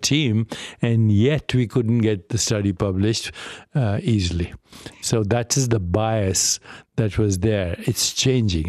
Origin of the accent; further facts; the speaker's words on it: India; moved away; I grew up in India